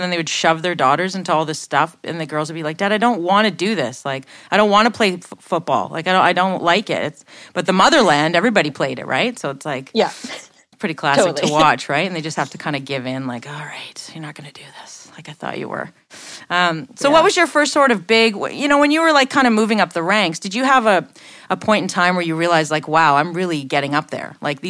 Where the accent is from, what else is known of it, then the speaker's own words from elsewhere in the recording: Canada; It's word on the street as a Canadian in hockey.